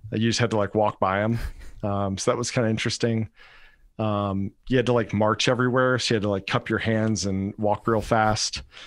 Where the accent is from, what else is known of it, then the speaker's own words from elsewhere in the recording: Rock Hill, South Carolina, United States; moved away as an adult; also born or lived in Fort Stewart, Georgia / Hawaii; I'm, I'm originally from Rock Hill, South Carolina, basically the same area as you